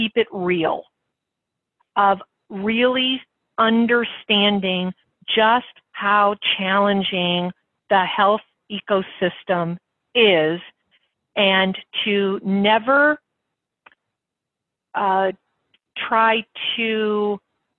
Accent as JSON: {"language": "English", "country": "United States", "said": "As an American who has a lot of experience in health policy"}